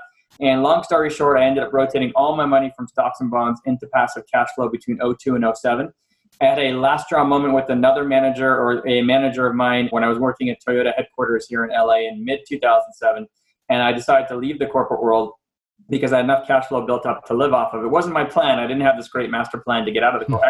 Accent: Montreal, Quebec, Canada; moved away as an adult; now in United States; I'm from Canada, I'm from Montreal. And that's where I grew up till I left in 98.

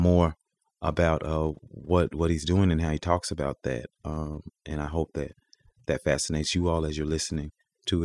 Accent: Mississippi Delta, United States; the Mississippi Delta, we didn't have any orange trees or grapefruit or anything like

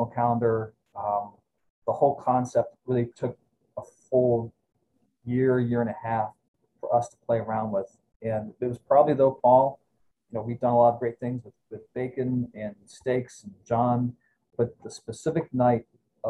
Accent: Cleveland, Ohio, United States; now in Lehigh Valley, United States; I'm from Ohio originally, near Cleveland

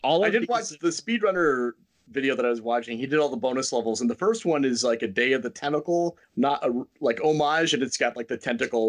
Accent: near Fairbanks, Alaska, United States; Fairbanks needs women, if I'm not mistaken, because that's like close to my hometown.

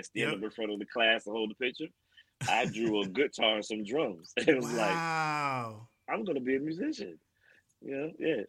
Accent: West Haven, Connecticut, United States; moved away as an adult; now in Atlanta, United States; I was born in New Haven, Connecticut

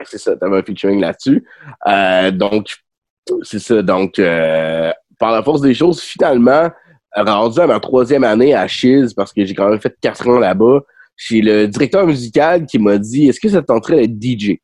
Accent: Rimouski, Quebec, Canada; moved away as an adult; j'ai grandi à Rimouski

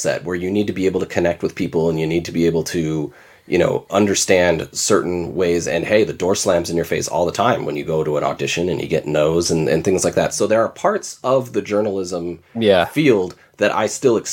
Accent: Torrance, California, United States; moved away as an adult; now in Grand Rapids, United States; I grew up in Torrance, California, which is a large city

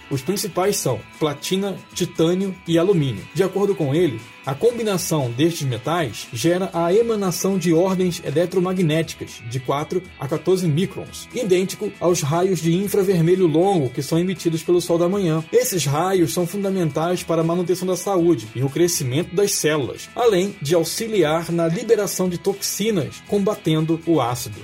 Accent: Nova Iguaçu, Rio de Janeiro, Brazil; moved away as an adult; also born or lived in South of Brazil; Eu nasci em Nova Iguaçu, uma cidade que fica uma hora da capital do Rio de Janeiro, tenho 41 anos, moro no Sul já há mais de 10 anos

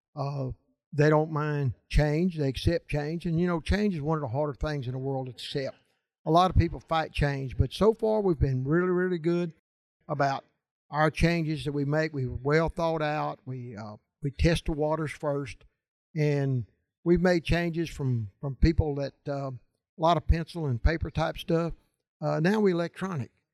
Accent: Louisiana, United States; I'm from Louisiana.

